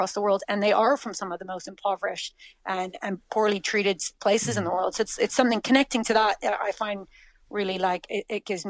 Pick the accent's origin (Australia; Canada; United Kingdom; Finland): Canada; moved away as an adult; now in Clonakilty, Ireland; Canada originally, yeah. We've been in West Cork, been in Clonakilty for 12 years now.